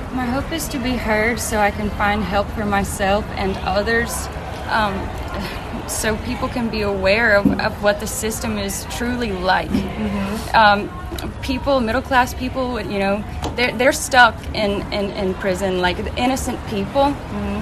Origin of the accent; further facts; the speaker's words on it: Meridian, Mississippi, United States; moved away as an adult; also born or lived in Florida / Tennessee; I was born in Meridian, Mississippi